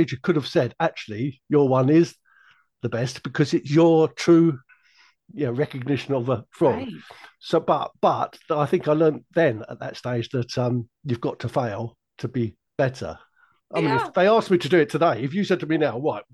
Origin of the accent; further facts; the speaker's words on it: London, United Kingdom; When I was a little boy growing up in South London